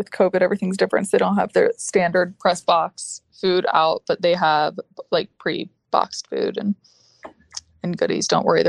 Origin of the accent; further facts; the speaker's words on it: Atlanta, Georgia, United States; I'm from Atlanta